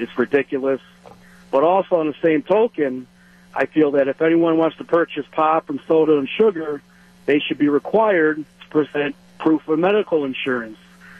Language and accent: English; Cook County, Illinois, United States; moved away as an adult; also born or lived in Wisconsin; now in Menomonee Falls, United States; I grew up in Cook County. I've been in Wisconsin for 13 years now.